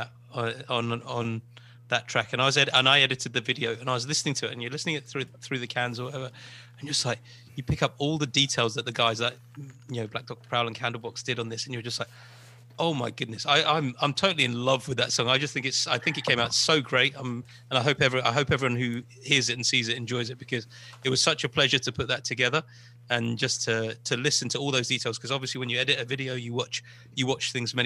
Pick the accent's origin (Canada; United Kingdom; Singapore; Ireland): United Kingdom; England; growing up in England at that time